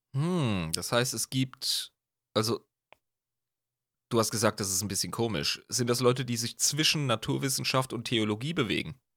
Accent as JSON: {"language": "German", "country": "Germany", "said": "wir sind Deutsche"}